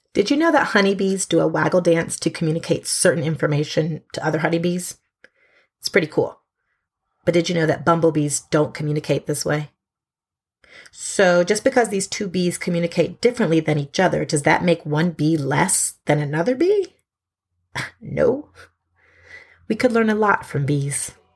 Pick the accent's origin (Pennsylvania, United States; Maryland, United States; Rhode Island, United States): Maryland, United States; Montgomery County; first language mainstream American English; moved away as an adult; I grew up in Montgomery County, Maryland, from K through twelfth grade